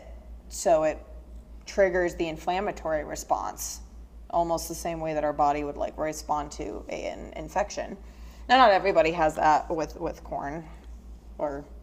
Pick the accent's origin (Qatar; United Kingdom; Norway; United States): United States; Northern Michigan; I'm from Northern Michigan, and the only reason I knew what grits were was because my grandmother is from Texas.